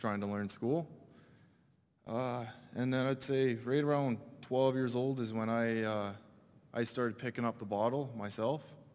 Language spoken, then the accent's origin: English; British Columbia, Canada; I'm from British Columbia, a little reserve on a mountain.